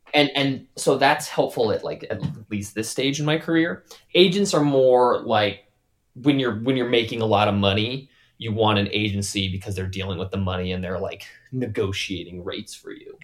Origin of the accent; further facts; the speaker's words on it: Wyoming, United States; moved away; also born or lived in California; I lived in California, but I'm from Wyoming